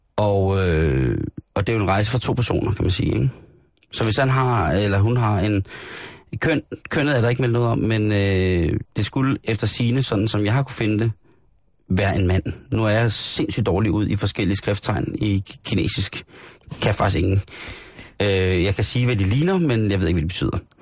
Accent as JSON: {"language": "Danish", "country": "Denmark", "said": "som dansker jo selvfølgelig er, er man meget stolt af det"}